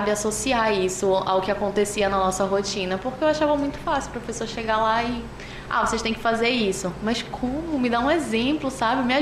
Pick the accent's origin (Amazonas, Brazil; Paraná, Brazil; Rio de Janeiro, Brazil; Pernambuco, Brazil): Amazonas, Brazil; Manaus; Sou manauara, sim.